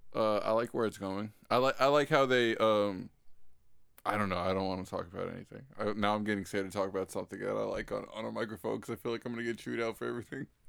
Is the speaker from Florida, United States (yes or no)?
yes; Florida, United States; I'm from Florida